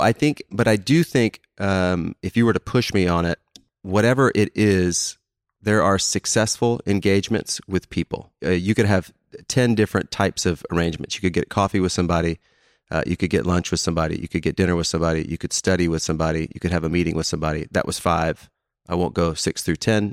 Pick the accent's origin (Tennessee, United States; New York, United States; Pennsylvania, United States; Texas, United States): Texas, United States; Houston; now in Dallas, United States; I grew up in Houston